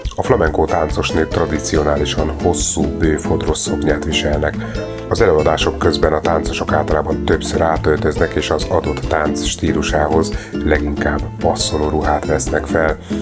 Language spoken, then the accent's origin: Hungarian; Hungary; akik tőzsgyökeres magyarok vagyunk